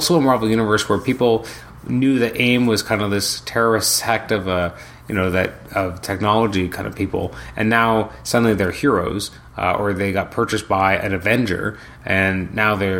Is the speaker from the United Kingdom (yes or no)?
no; Canada; I'm Canadian